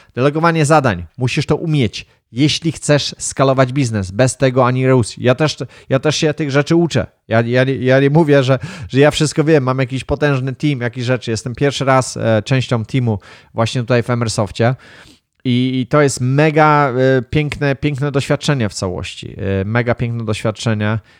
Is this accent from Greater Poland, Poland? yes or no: yes; Wągrowiec, Greater Poland, Poland; gdzieś tam na wiosce się wychowałem, gdzieś tam w Wągrowcu